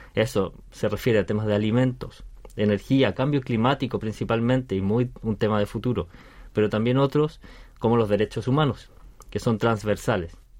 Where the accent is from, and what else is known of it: Chile; moved away as an adult; now in South Korea